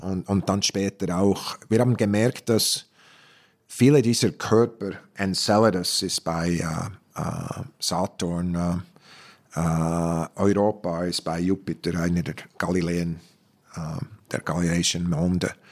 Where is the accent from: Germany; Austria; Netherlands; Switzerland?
Switzerland; moved away; aufgewachsen mit Träumen, dass ich zurück bin, wo ich bin, wo ich war. In der Schweiz.